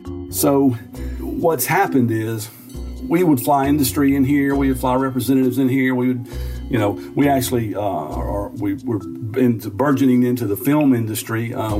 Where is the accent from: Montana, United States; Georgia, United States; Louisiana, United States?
Georgia, United States; Fitzgerald; I am the mayor of Fitzgerald, Georgia. This is my hometown. Means a great deal to me. We are a town of about, city and county, about 19,000 people, about 3 hours south of Atlanta.